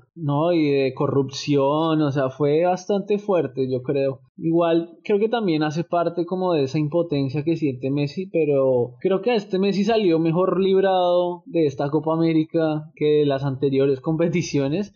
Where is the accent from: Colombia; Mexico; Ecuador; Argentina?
Colombia; somos colombianos